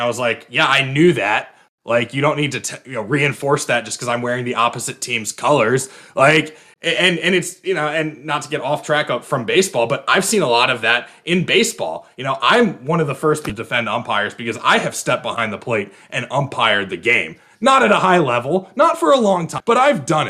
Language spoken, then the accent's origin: English; Virginia, United States; my home state of Virginia